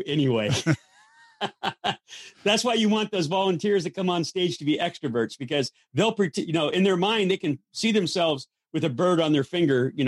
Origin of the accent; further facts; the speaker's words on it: Los Angeles, California, United States; I grew up in Hollywood